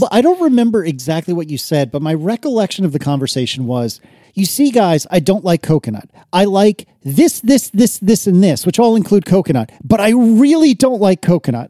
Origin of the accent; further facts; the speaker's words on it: United States; I'm American